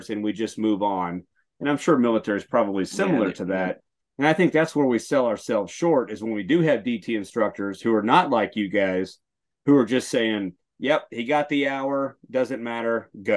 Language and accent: English; Texas, United States; moved away; I'm from Texas